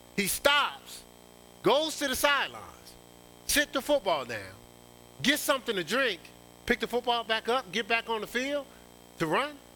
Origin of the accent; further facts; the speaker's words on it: Newark, New Jersey, United States; my hometown